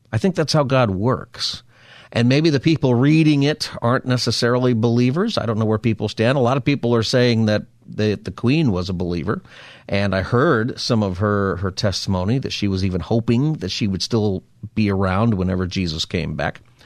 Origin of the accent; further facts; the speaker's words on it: West Coast, United States; as an American, and West Coasters like you